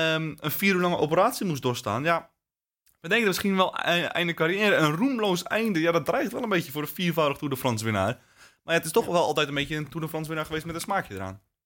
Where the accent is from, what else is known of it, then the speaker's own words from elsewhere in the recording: Netherlands; wij als Nederlanders